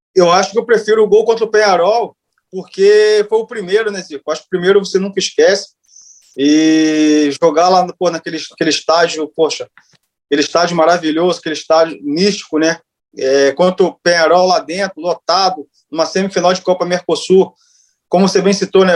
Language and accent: Portuguese; Itaguaí, Rio de Janeiro, Brazil; Sou de Itaguaí, terra aí do Gilson Gênio.